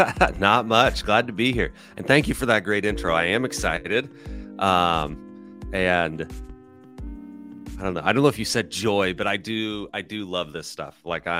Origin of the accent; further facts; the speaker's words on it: Nebraska, United States; I'm from Nebraska, and my dad started a roofing company in 1984, the year I was born. So reverse, I'm 39, just turned 39.